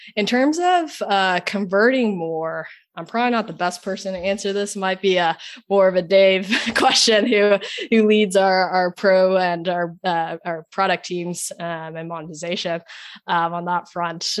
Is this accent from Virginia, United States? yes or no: no; Oklahoma, United States; moved away; also born or lived in Silicon Valley / Sydney; I'm from Oklahoma, not really the most, you know, tech forward state that you think of initially